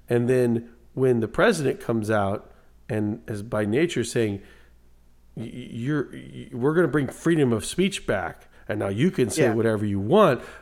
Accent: Guatemala; that Mexican over there. Uh, I'm from Guatemala uh, you, you know

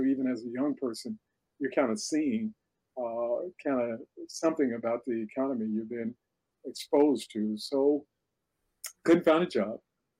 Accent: Midwest, United States; I never saw myself as a Southerner. In fact, when you grow up in the Midwest, the last thing you want to do is think about going to the South.

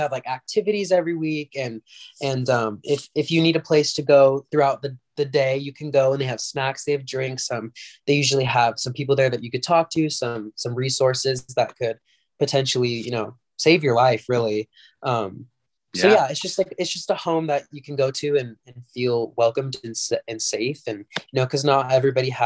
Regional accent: Utah, United States; also born or lived in California; So I'm from California, but I moved to Utah when I was around 8 years old. So I've been in Utah for quite a long time.

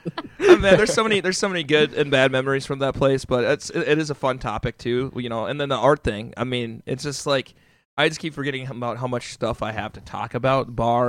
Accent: Chicago, Illinois, United States; born there; also born or lived in Australia; But so I was born in Chicago, Illinois, and then we moved. Our family moved. We moved like all over the place, right? So we're in Chicago. Went to Australia. Lived in Australia for a couple years.

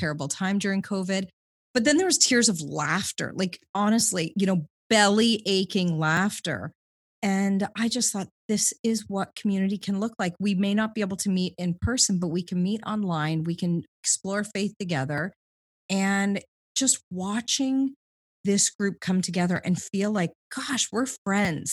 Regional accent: Southwestern Ontario, Canada; moved away as an adult; also born or lived in London, Ontario / Toronto; now in Vancouver, Canada; I grew up in Ontario, Southwestern Ontario

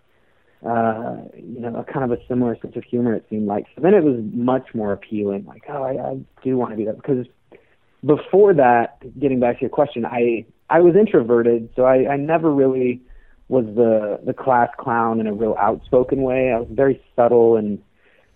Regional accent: Reno, Nevada, United States; I'm from Reno.

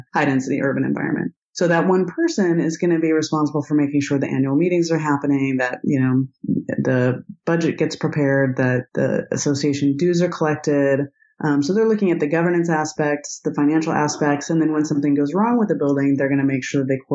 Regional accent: Idaho, United States; And I grew up in Idaho

